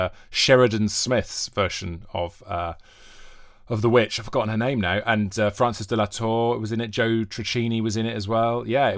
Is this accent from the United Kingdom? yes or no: yes; Wales, United Kingdom; accent: Welsh; Yeah, I am Welsh. And Torchwood fans will know that from the Welsh accent, because it's a kind of a... natural Welsh accent. I grew up on the border with England